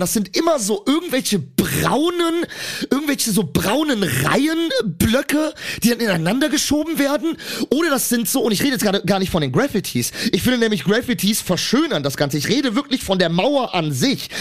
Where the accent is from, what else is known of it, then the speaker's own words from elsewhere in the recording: Cologne, North Rhine-Westphalia, Germany; ich bin eine Kölsche Jung